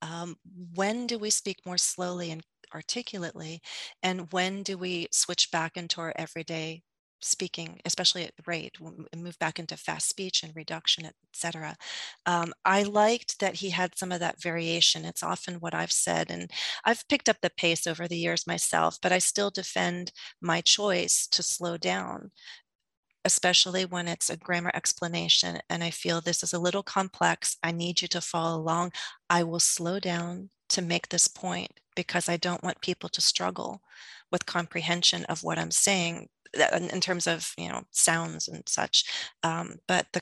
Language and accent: English; United States; accent: American English; as an American English speaker